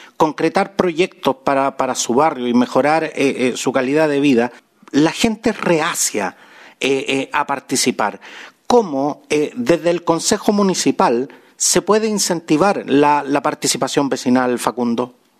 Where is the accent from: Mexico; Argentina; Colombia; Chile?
Chile; nuestro querido Chile